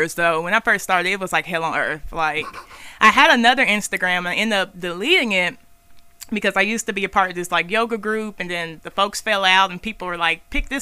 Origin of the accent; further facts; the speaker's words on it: Memphis, Tennessee, United States; moved away as an adult; also born or lived in Antioch, Tennessee; now in Middle Tennessee, United States; I'm from Memphis, East Memphis